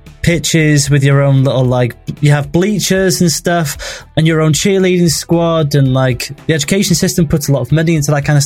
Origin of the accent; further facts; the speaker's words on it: an island off the coast of North Wales, United Kingdom; accent: North Walian, softer; moved away; It's like a little island off the coast of Wales. It's only like 20 miles in radius, the whole island. And like the internet there is just shocking. And it's where I grew up.